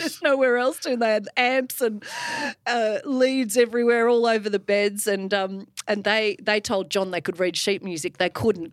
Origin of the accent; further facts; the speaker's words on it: Melbourne, Victoria, Australia; I went to Ivanhoe Girls